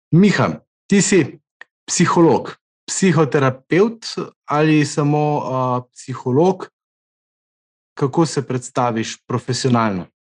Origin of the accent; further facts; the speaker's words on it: Krško, Slovenia; mi, ki smo iz Krškega